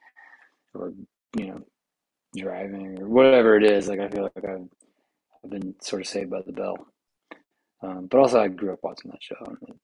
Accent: Pensacola, Florida, United States; moved away; I grew up down in Pensacola, Florida

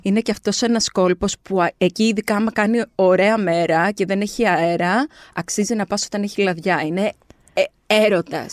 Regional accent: Kardamyla, North Aegean, Greece; και στο χωριό μου, στα Καρδάμιλα

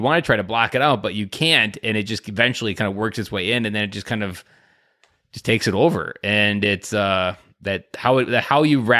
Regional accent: Wisconsin, United States; like me, I'm from Southern Wisconsin, grew up on a farm, like, that just, like, I was a very innocent kid going into that.

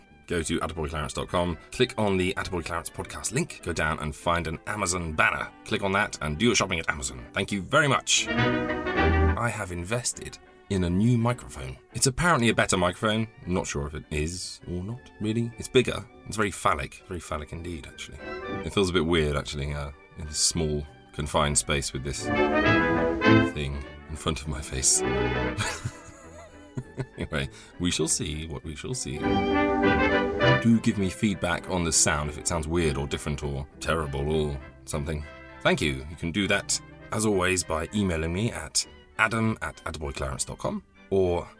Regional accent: Midlands, United Kingdom; I grew up in the Midlands

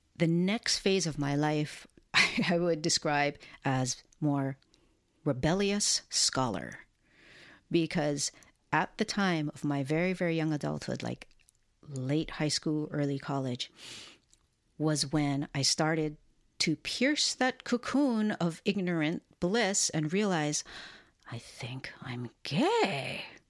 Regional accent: Hilo, Hawaii, United States; I was born and raised in a town called Hilo, on the island of Hawaii, which is part of the state and the archipelago of Hawaii

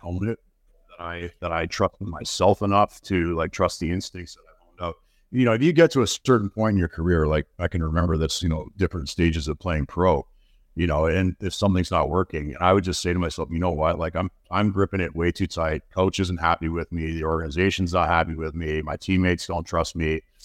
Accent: Burlington, Ontario, Canada; also born or lived in London, Ontario / Kingston, Ontario / Toronto, Ontario; I was born in London, Ontario. My family, uh, I grew, grew up till I was fourteen in Burlington, Ontario

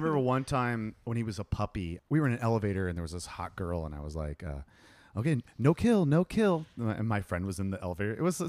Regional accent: Ohio, United States; I'm from Ohio.

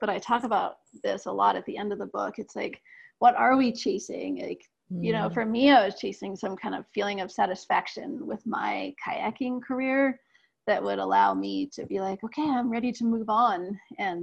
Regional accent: Aspen, Colorado, United States; also born or lived in Ecuador; from growing up in Aspen

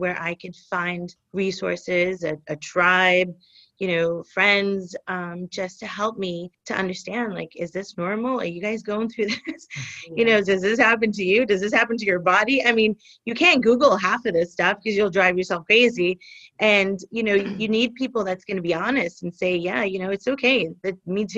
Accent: New York, United States; now in Florida, United States; I'm originally from New York

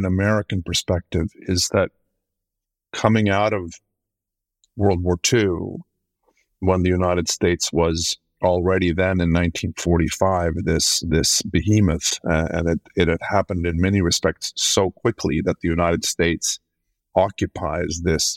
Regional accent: Sweden; I'm from Sweden, which is where I'm sitting tonight

